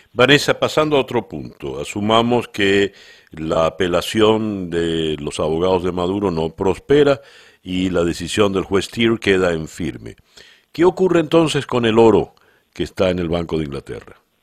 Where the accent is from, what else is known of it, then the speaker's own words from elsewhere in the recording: Venezuela; now in Miami, United States; como venezolano